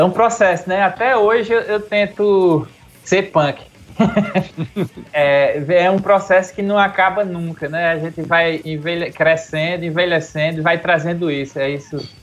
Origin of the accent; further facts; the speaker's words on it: Campina Grande, Paraíba, Brazil; also born or lived in Monteiro, Paraíba; eu nasci em Monteiro, na Paraíba. Fui para Campina Grande, eu acho com 10 anos de idade